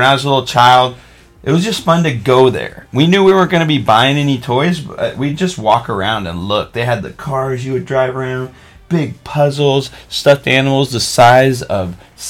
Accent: Oregon, United States; moved away; I grew up in Oregon. I've lived other places

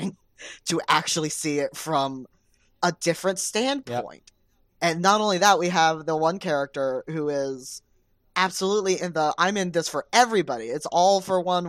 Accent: Cincinnati, Ohio, United States; I grew up in Cincinnati.

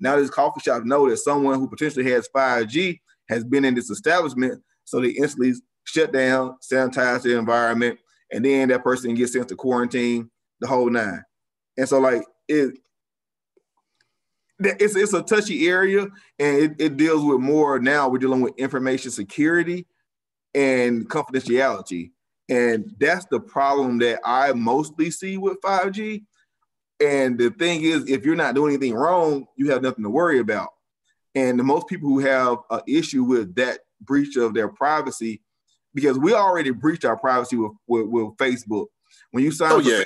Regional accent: United States; as American citizens

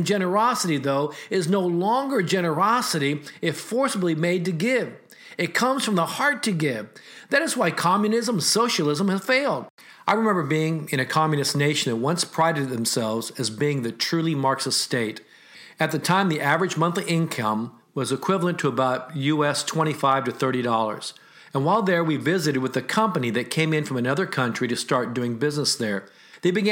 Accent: United States; As an American with Asian descent

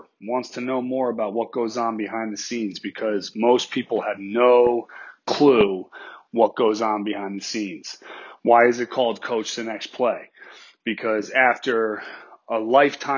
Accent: New York, United States; moved away as an adult; now in Georgia, United States; I grew up in New York

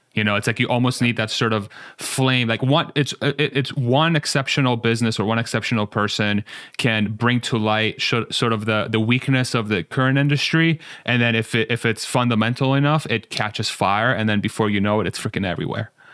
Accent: Iran; I'm from Iran. My parents are both Iranian

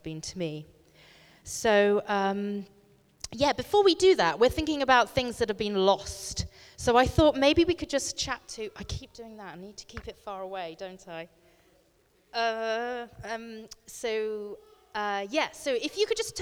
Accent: Bristol, South West England, United Kingdom; I come from Bristol, and live in a village kind of outside of Bristol

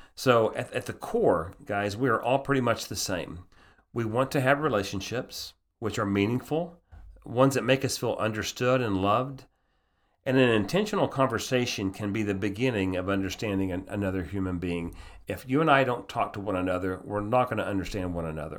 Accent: United States; also born or lived in Austria; I'm an American

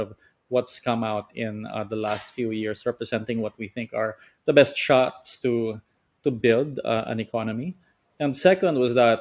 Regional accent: Philippines; I'm from the Philippines.

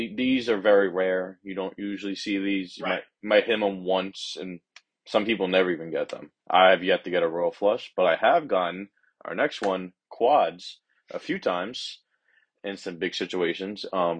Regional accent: Long Beach, New York, United States; I'm a junior at UB, and I'm from Long Beach, Long Island.

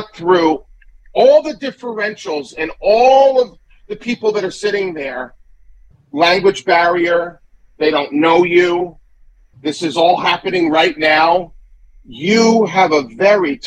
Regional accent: Great Neck, New York, United States; also born or lived in Manhattan; I grew up in Long Island, you know, in Great Neck, and then I moved to Manhattan.

